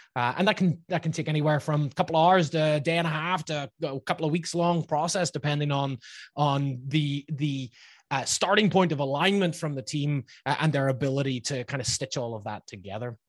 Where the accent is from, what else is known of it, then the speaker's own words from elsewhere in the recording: Northern Ireland, United Kingdom; accent: Northern Irish; now in Laguna Beach, United States; my somewhat still there Northern Irish accent